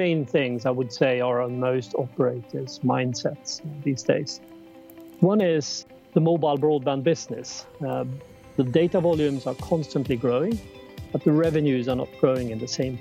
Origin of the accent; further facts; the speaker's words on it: Karlstad, Värmland, Sweden; moved away as an adult; also born or lived in Gothenburg, Sweden / London, United Kingdom; I grew up in Sweden. I was born and spent my first 20 years in Karlstad, a small city